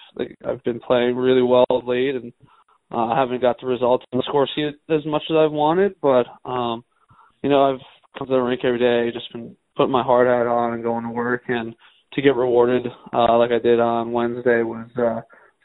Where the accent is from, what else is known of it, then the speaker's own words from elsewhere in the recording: Long Island, New York, United States; I'm actually a New York Rangers fan from Long Island